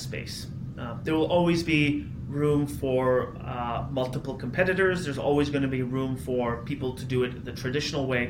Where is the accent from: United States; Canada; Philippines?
Canada; Toronto, Ontario; I grew up in Toronto, so it was natural for me to continue living here to start the company.